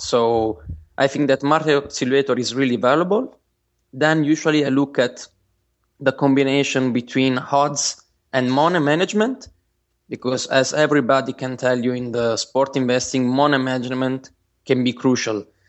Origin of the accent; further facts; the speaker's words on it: Bari, Apulia, Italy; I'm from Italy. And, uh, in particular, I came from, I come from Bari. It's a Uh, it's a city in the south of Italy